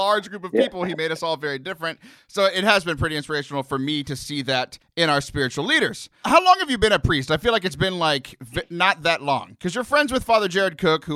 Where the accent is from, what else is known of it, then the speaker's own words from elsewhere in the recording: South Texas, United States; I grew up in South Texas